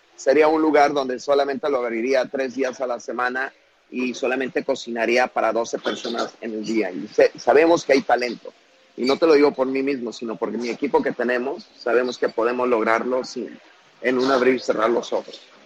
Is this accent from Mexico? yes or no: yes; Huitzuco, Guerrero, Mexico; now in Chicago, United States; mi pueblo Huitzuco